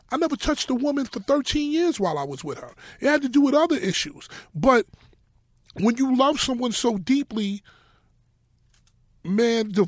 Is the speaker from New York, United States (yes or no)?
yes; Harlem, New York, United States; I'm I'm from Harlem. We don't do the bare feet.